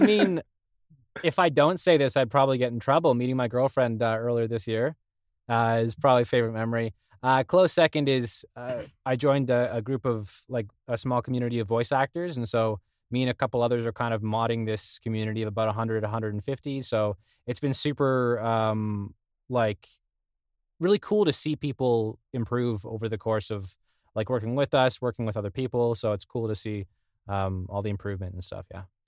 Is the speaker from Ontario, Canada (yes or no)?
yes; Thornhill, Ontario, Canada; Thornhill for me